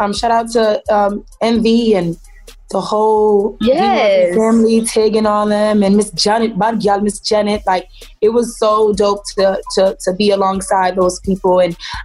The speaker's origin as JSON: {"language": "English", "town": "Miami", "region": "Florida", "country": "United States", "said": "I'm from Miami"}